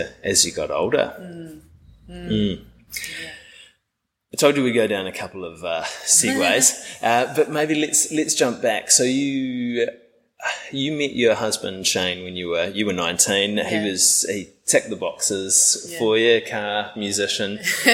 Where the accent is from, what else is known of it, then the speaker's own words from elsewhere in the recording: New Zealand; growing up in New Zealand